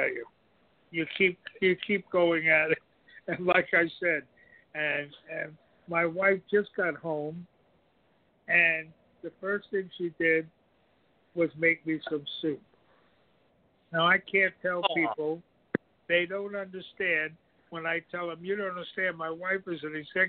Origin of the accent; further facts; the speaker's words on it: New York, United States; moved away; I grew up in New York